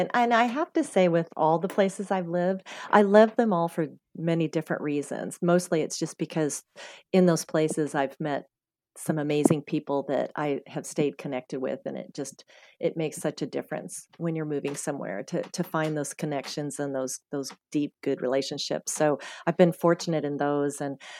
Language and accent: English; Scottsdale, Arizona, United States; North Scottsdale area there, you know, that I grew up mostly in Arizona.